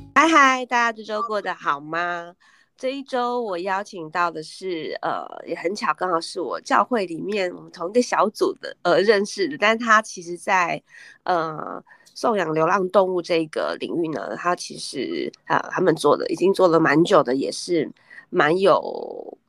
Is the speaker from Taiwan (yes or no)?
yes; Taipei, Taiwan; 我们两个嗯。其实都是台北人